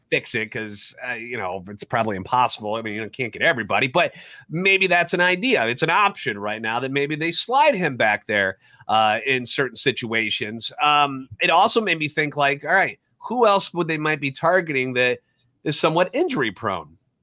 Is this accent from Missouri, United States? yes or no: yes; St. Louis, Missouri, United States; Born and raised in the Lou, and a lifetime Cardinals fan